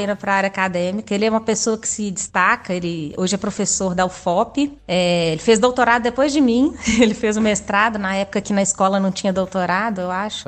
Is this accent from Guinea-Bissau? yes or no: no; Belo Horizonte, Minas Gerais, Brazil; also born or lived in Brasília / Germany; Eu sou de Belo Horizonte mesmo.